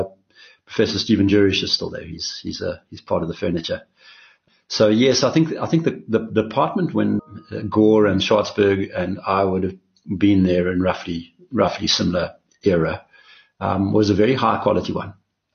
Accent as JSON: {"language": "English", "town": "East London", "region": "Eastern Cape", "country": "South Africa", "tie": "born there", "said": "Yeah, that's right. I was born in East London, the bustling metropolis of, into a family that had been there for many generations."}